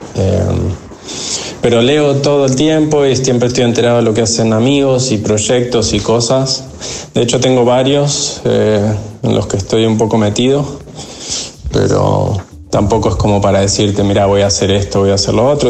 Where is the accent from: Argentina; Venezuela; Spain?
Argentina; nunca viví las fechas de ningún lado como viví las de Argentina